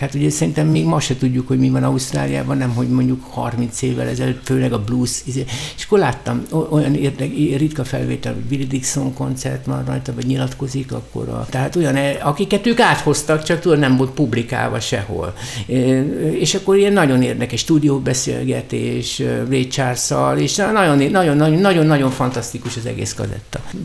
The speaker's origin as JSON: {"language": "Hungarian", "region": "Budapest", "country": "Hungary", "tie": "born or raised there", "said": "én Lőrincen nevelkedtem"}